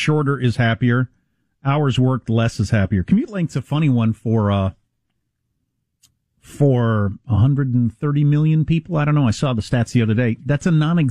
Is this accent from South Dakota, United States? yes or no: yes; South Dakota, United States; moved away; I'm from South Dakota